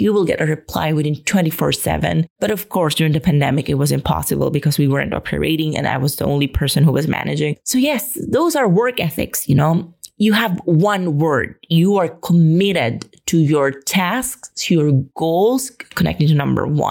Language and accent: English; Philippines; moved away as an adult; now in Spain; get out of my home country